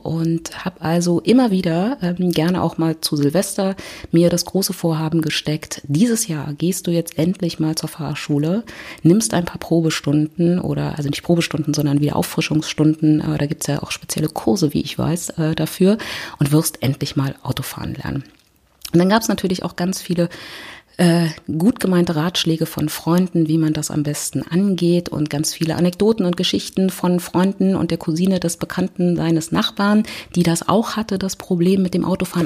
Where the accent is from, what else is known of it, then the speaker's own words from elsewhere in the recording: Berlin, Germany; ich komme aus Berlin